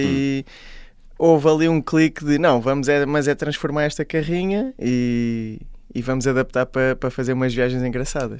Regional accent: Caldas da Rainha, Centro, Portugal; eu sou da, das Caldas da Rainha, sou da Zona Oeste

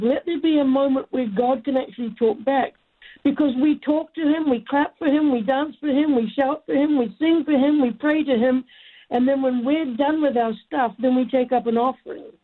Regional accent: New Zealand; now in United States; I'm an American citizen now, even though I'm a New Zealander by birth

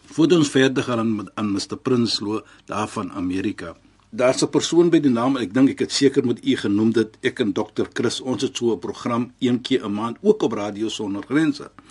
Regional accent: South Africa; ons Suid-Afrikaners

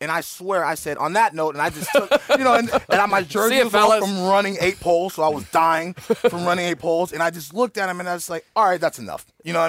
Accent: Oakland, California, United States; I'm from Oakland.

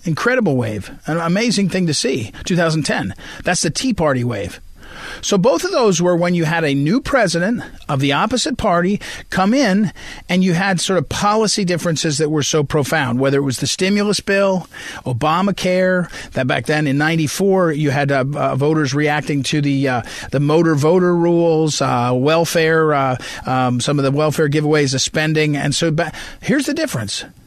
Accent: St. Louis, Missouri, United States; St. Louis, my hometown, uh, where I'm from

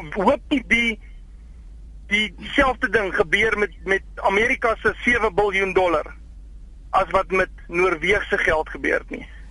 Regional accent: Pretoria, Gauteng, South Africa; Ek is wel van Pretoria

